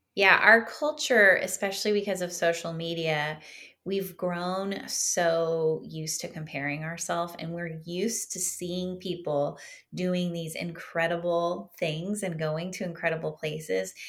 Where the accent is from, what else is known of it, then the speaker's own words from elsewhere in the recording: Southern California, United States; I grew up in Southern California